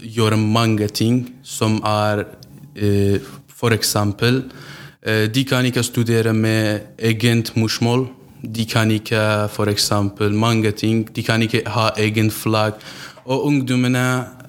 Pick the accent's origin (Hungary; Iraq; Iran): Iran; Iranian Kurdistan; Norwegian is a second language; moved away as an adult; now in Kongsberg, Norway; jeg er fra Kurdistan, Iran